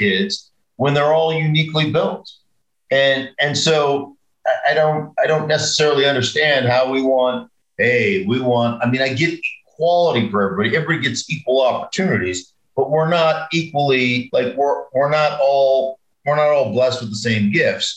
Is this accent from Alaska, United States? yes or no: yes; Alaska, United States; I grew up in Alaska. We had horses.